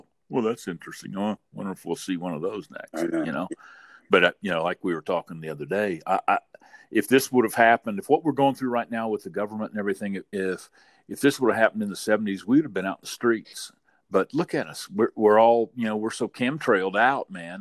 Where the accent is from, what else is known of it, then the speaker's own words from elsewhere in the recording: Southern Indiana, United States; growing up in the Midwest, you know. In Southern Indiana